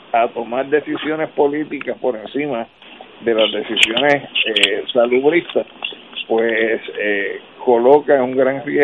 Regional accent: Puerto Rico; para nosotros como ciudadanos y como puertorriqueños

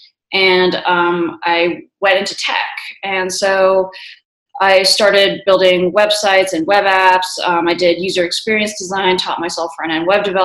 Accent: New Jersey, United States; also born or lived in New York City / Tallahassee, Florida / Miami / Washington, D.C.; now in Colorado, United States; I grew up in New Jersey

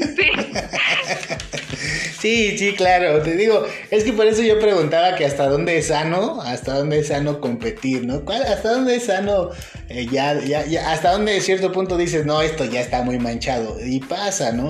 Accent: Mexico; a mí como mexicano

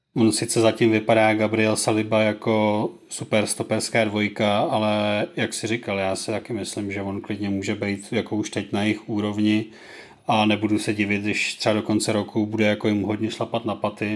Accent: Plzeň Region, Czechia; u nás na Plzeňsku

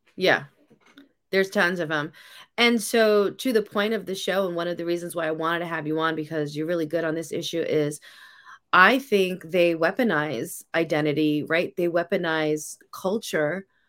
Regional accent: New York City, New York, United States; I grew up in New York City. I grew up in the eighties and the nineties

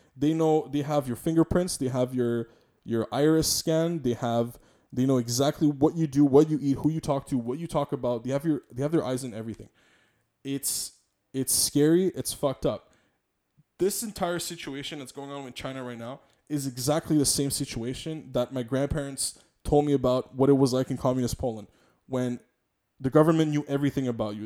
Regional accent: Montreal, Quebec, Canada; I'm a Quebecer, I'm a Montrealer, I'm, I'm also from Polish descent

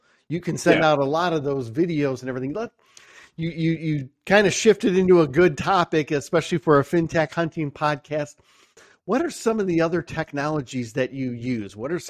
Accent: Michigan, United States; you know, I'm from Michigan and I know that's where you guys are headquartered.

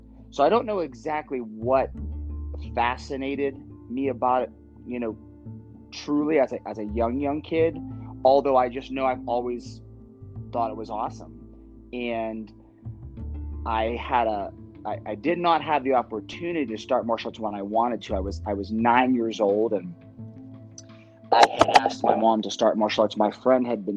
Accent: Northeast Ohio, United States; growing up in Northeast Ohio, football is like the thing

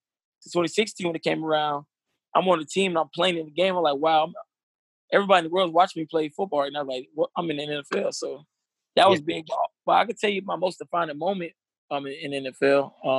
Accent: Atlanta, Georgia, United States; I'm from Atlanta.

